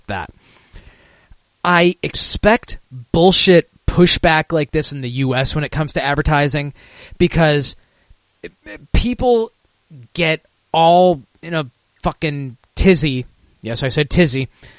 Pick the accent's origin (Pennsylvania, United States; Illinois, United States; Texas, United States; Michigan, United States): Michigan, United States; my home state in Michigan